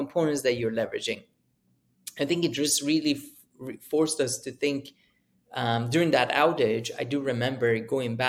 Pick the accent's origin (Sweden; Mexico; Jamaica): Sweden; moved away as an adult; also born or lived in Uppsala, Sweden / United Kingdom; I grew up in Sweden